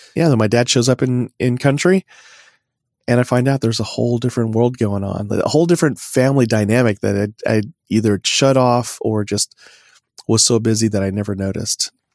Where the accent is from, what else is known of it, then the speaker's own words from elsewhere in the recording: Oklahoma, United States; I was born in Oklahoma